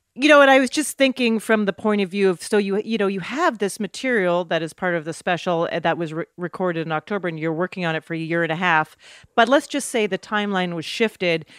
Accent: Canada; moved away as an adult; also born or lived in New York

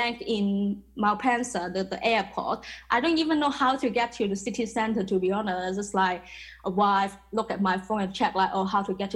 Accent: Macau; moved away as an adult; now in London, United Kingdom; I was born in Macau. I was raised in a very traditional Asian family

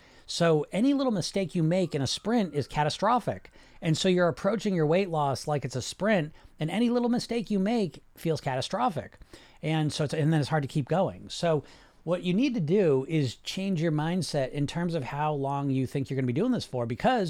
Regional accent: Poland; And, I'm from Poland. That's cool.

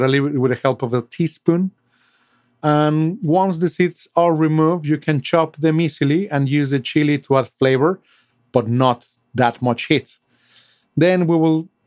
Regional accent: Mexico City, Mexico; now in London, United Kingdom; I was born and raised in Mexico City

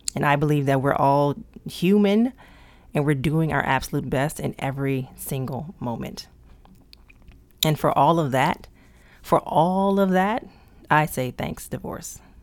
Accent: Prince George's County, Maryland, United States; I was raised in P G County, Maryland

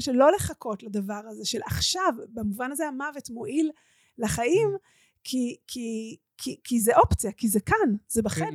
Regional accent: Omer, Southern District, Israel; עברו מירושלים לעומר ונפתחה שם הקהילה שלתוכה אני גדלתי

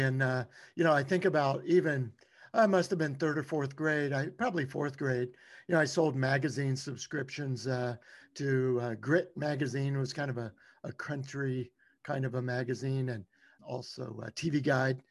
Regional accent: Louisiana, United States; I grew up in Louisiana

